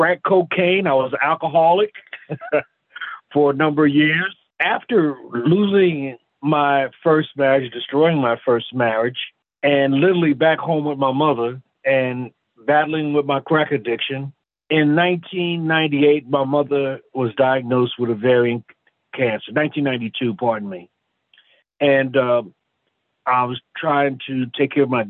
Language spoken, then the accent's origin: English; Philadelphia, Pennsylvania, United States; now in Roseville, United States; I'm originally from Philadelphia, and I was born in the church